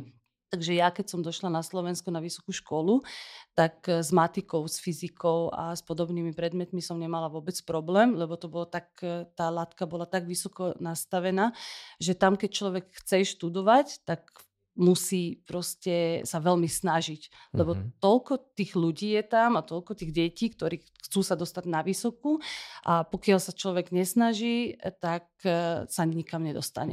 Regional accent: Syria; moved away as an adult; also born or lived in Damascus, Syria; now in Slovakia; Ja som sa narodila v Sýrii.

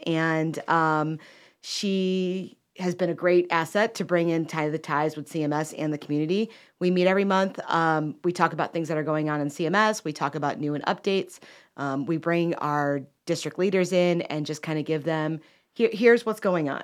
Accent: Chicago, Illinois, United States; moved away as an adult; now in Cornelius, North Carolina, United States; I'm originally from Chicago and moved down here in about two thousand eleven

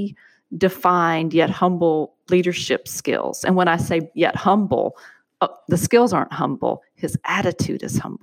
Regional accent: the American South, United States; also born or lived in Michigan; born and bred in the American South. Lived out of it for a while. Lived in Michigan for 7 years and chose to move back to the South

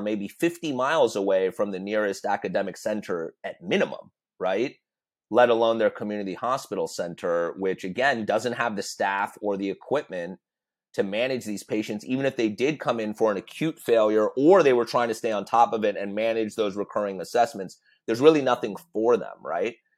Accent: United States; we're all American

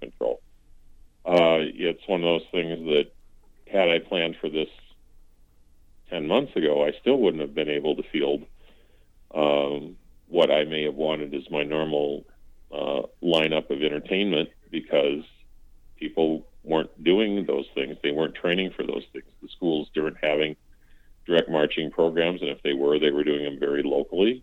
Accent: Fairmont, Minnesota, United States; moved away as an adult; now in North Mankato, United States; my my hometown is is Fairmont

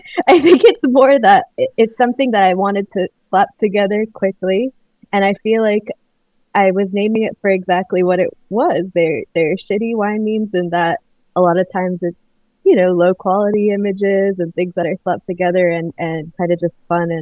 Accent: Miami, Florida, United States; I grew up in Miami, like a very hot, humid place

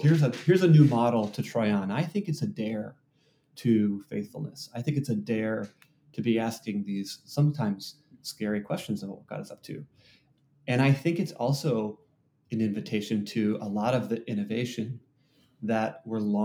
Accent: Wisconsin, United States; now in Seattle, United States; I grew up in Wisconsin in a white evangelical, you know, small town

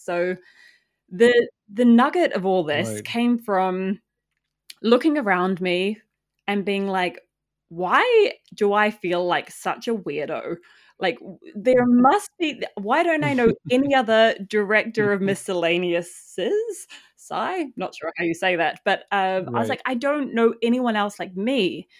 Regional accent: New Zealand; moved away as an adult; I left New Zealand when I was 20. So I was quite young. And so I grew up in New Zealand in, like, a really small farming town and was like, get me out of here.

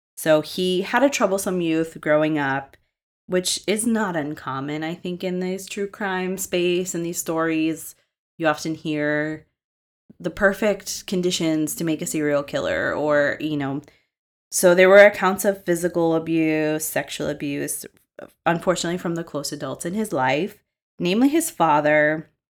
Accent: Massachusetts, United States; I'm from Massachusetts

